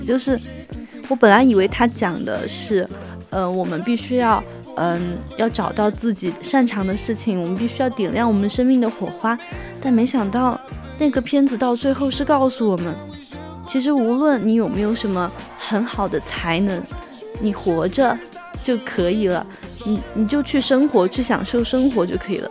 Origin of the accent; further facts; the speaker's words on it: China; 我们中国人喜欢吃火锅